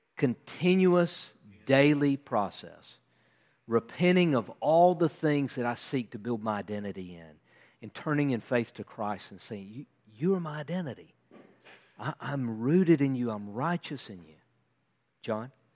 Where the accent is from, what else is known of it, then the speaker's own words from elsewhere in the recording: United States; as an American